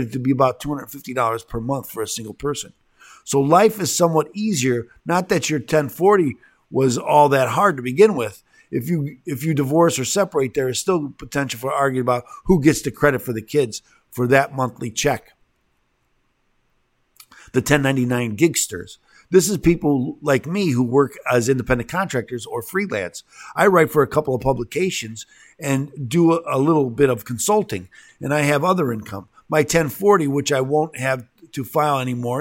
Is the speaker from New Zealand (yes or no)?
no; Illinois, United States; I'm from Illinois